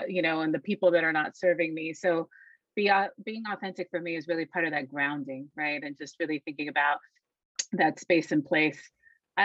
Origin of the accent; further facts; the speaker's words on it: Puerto Rico; being from Puerto Rico, right? I was very aware of the colonial subjectivity of my island, right? I was very aware from that upbringing